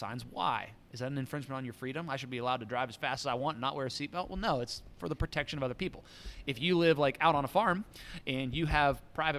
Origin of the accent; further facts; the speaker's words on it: United States; American Christians